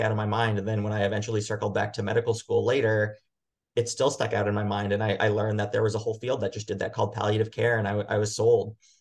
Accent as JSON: {"language": "English", "area": "Long Island", "region": "New York", "country": "United States", "tie": "born or raised there", "moved": "yes", "said": "I grew up in New York on Long Island"}